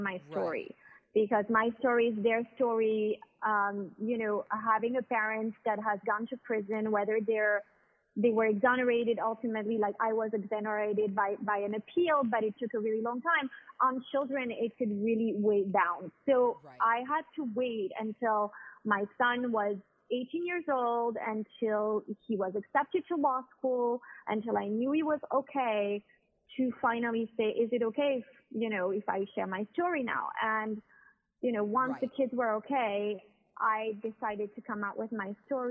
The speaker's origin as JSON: {"language": "English", "town": "Miami", "region": "Florida", "country": "United States", "tie": "born or raised there", "also_born_or_lived": "France / New York, United States", "moved": "as an adult", "lives_now": "Monaco", "said": "born in the United States and grew up in Miami, but lived part of my life in France, which is where my parents are from"}